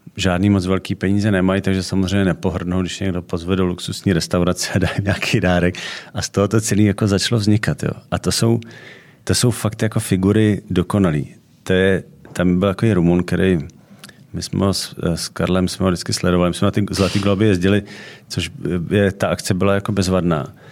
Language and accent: Czech; Czechia; u nás v Čechách